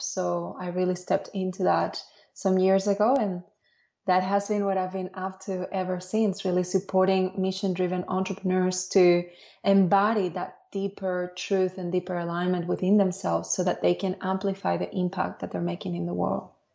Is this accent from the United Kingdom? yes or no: no; Dominican Republic; also born or lived in Spain / Barcelona, Spain; now in Australia; I was born in Spain, but I grew up in the Dominican Republic